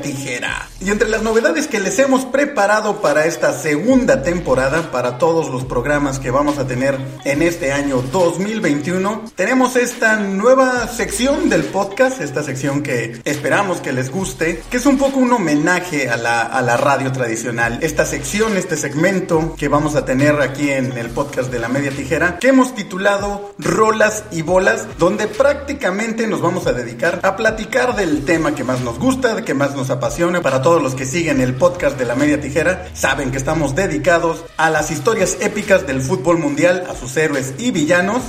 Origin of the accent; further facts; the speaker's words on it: Mexico; como aficionado del fútbol mexicano y como mexicano